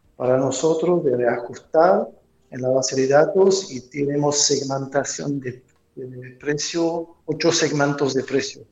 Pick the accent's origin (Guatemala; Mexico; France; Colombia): France; moved away as an adult; now in Montevideo, Uruguay; soy francés, antes estuve en Francia